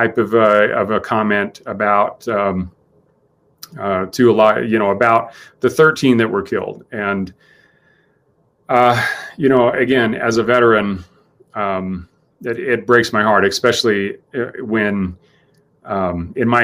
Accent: United States; as an American

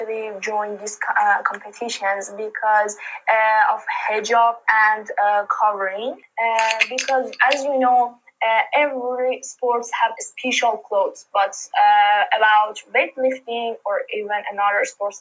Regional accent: Iran; I'm from Iran

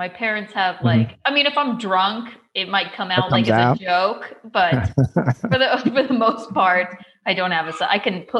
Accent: South Carolina, United States; moved away as an adult; also born or lived in Chicago; now in New York, United States; I grew up, I was born in Chicago, but we came to South Carolina when I was one. So I've been here pretty much my whole life, aside from New York.

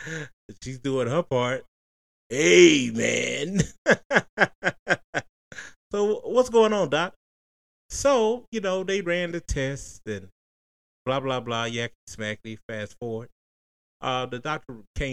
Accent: Tennessee, United States; we are from Tennessee

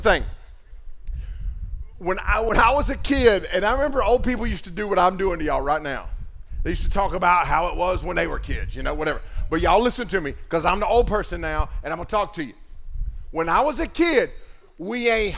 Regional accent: Waynesville, North Carolina, United States; my hometown of Waynesville, North Carolina

